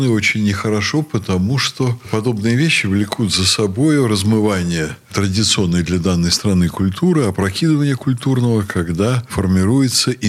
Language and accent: Russian; Dagestan, Russia; Но каждый год я приезжаю э, в Дагестан на родину, и там я вдруг чувствую себя дагестанцем, я начинаю думать на этом языке